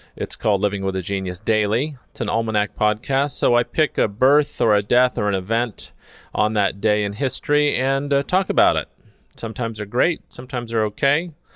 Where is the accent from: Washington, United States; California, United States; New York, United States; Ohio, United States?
California, United States; Redlands; now in Los Angeles, United States; I was born in Redlands and spent, uh, quite a number of years there